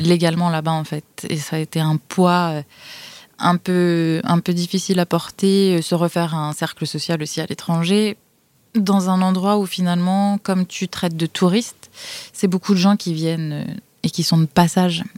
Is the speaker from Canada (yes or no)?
no; France; moved away; moi en tant que française